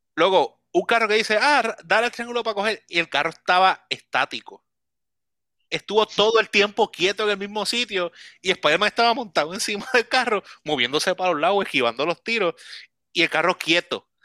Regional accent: Puerto Rico; yo soy puertorriqueño

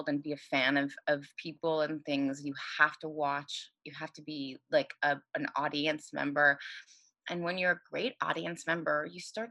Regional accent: Los Angeles, California, United States; I'm from Los Angeles and I moved back to Los Angeles

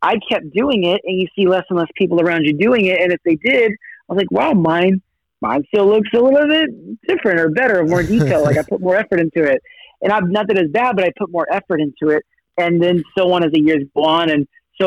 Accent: Sacramento, California, United States; also born or lived in Los Angeles; I was born in Los Angeles, but we moved to Sacramento when I was about 5 years old. So my earlier years were in Sacramento

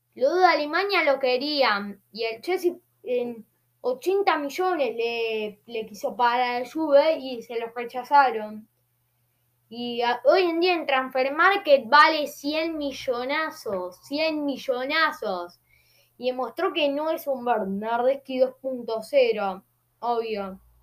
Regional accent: Argentina; Soy argentino. Soy argentino

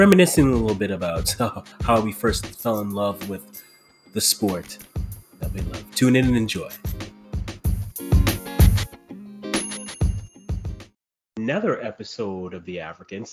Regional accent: Canada; I am Canadian, but then I have a Ghanaian background

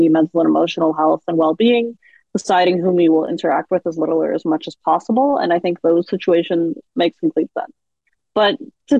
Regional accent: Seattle, Washington, United States; I grew up in Seattle

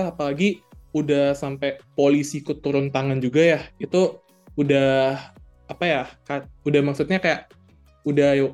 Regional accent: Tangerang, Banten, Indonesia; Jadi kalau misalnya kalau dari kota gue tuh kan Tangerang, itu masih oke okay lah, lumayan agak sepi, tapi tetap rame.

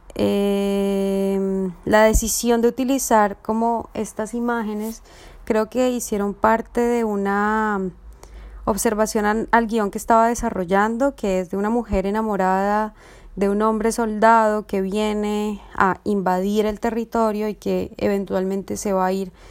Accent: Colombia; soy artista visual y realizadora colombiana

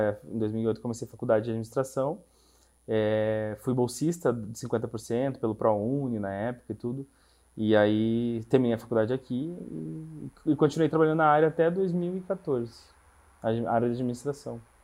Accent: interior of Rio Grande do Sul, Brazil; moved away as an adult; now in Curitiba, Brazil; eu sou gaúcho do interior do Rio Grande do Sul

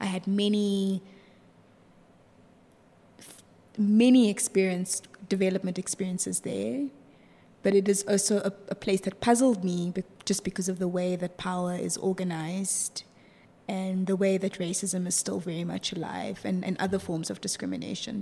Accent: Johannesburg, Gauteng, South Africa; also born or lived in Stellenbosch; I'm from Johannesburg.

